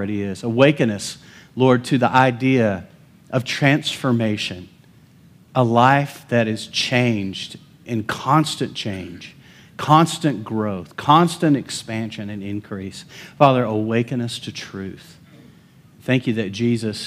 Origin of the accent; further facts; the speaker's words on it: Lubbock, Texas, United States; I'm from Lubbock